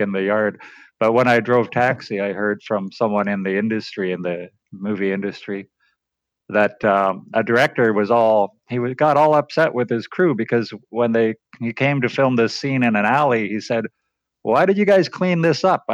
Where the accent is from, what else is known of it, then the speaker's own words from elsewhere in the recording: Canada; also born or lived in Vancouver; I'm Canadian.